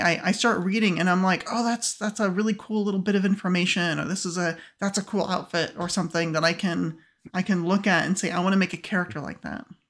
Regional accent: United States; as an American, uh, I'm used to eating beef all the time

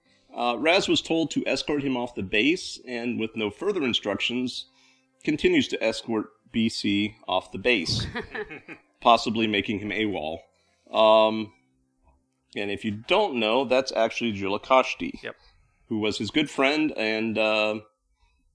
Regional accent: Ohio, United States; moved away; also born or lived in Florida; Grew up in Ohio, moved to Florida for a while

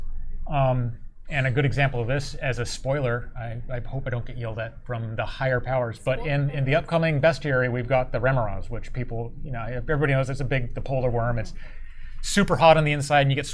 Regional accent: Point Arena, California, United States; my hometown, Northern California. It's Point Arena

